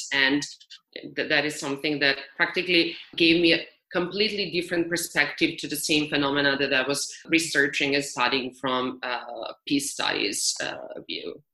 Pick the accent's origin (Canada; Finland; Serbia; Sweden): Serbia; moved away as an adult; also born or lived in United States; I was lucky enough to do my work in my home country where my family and my friends are.